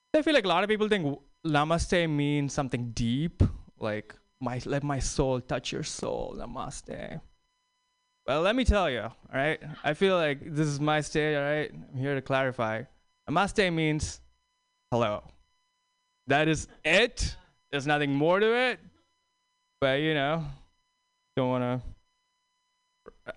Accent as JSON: {"language": "English", "town": "New York City", "region": "New York", "country": "United States", "said": "I'm from New York City"}